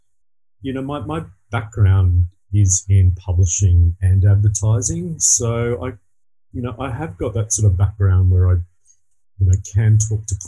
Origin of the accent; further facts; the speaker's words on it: Sapphire Coast, New South Wales, Australia; also born or lived in Sydney; now in Sapphire Coast, Australia; I was born on the Sapphire Coast, not too long ago, and then moved to the city like everyone does